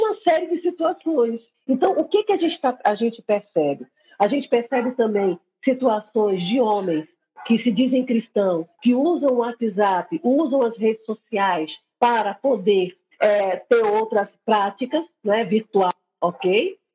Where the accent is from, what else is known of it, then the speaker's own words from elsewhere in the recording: Recife, Pernambuco, Brazil; estou aqui em Recife, não é em Pernambuco, estou aqui na capital, eu sou recifense